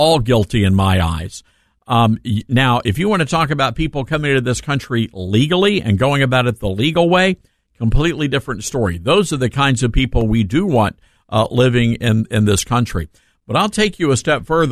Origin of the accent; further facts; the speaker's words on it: Memphis, Tennessee, United States; also born or lived in Sacramento; Memphis, my hometown